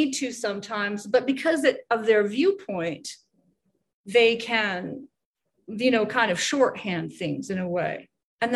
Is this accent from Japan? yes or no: no; Canada; now in United States; I'm Canadian